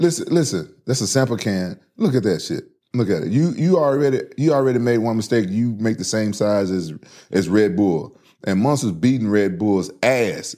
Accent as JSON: {"language": "English", "town": "Memphis", "region": "Tennessee", "country": "United States", "tie": "born or raised there", "said": "growing up in Memphis"}